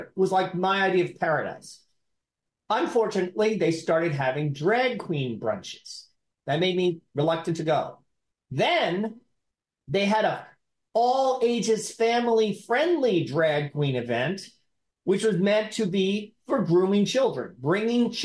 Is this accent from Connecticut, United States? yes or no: no; New York, United States; moved away; I love my hometown of New York. I can never live there again.